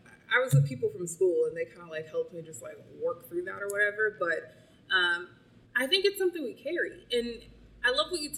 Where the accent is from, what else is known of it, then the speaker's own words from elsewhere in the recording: United States; moved away; I'm still American